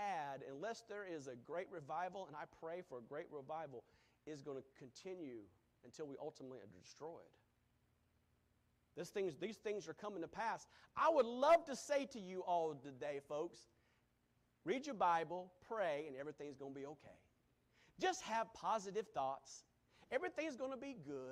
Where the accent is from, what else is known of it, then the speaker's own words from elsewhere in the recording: United States; As an American